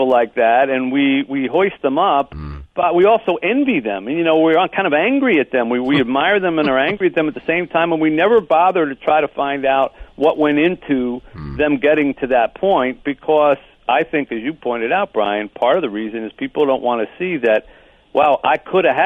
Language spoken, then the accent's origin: English; Philadelphia, Pennsylvania, United States; as a kid growing up in Philadelphia